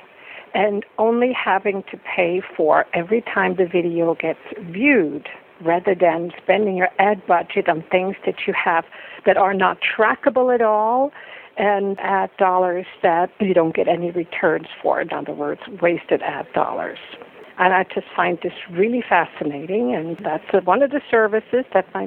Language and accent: English; Switzerland; I grew up in the Swiss mountains